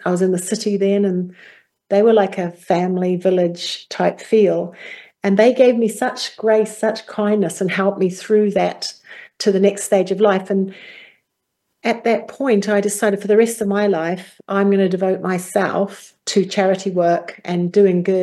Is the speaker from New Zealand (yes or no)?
yes; New Zealand; Well, I come from New Zealand. As a young girl growing up, I was in a very small village community.